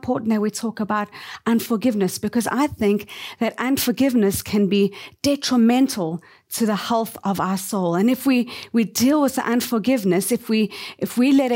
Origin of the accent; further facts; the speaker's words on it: South Africa; moved away as an adult; now in Tokyo, Japan; we were born and raised in South Africa.